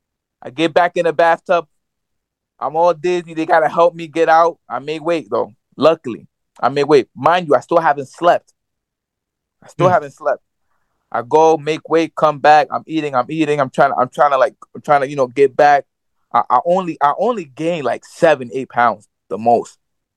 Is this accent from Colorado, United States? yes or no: no; New York, United States; I'm from New York.